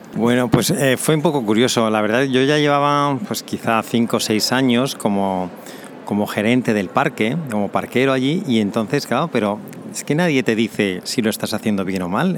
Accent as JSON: {"language": "Spanish", "town": "Zaragoza", "region": "Aragon", "country": "Spain", "tie": "born or raised there", "also_born_or_lived": "Balearic Islands / Canary Islands / Germany / Cozumel, Quintana Roo, Mexico", "moved": "as an adult", "said": "nací en Zaragoza en España"}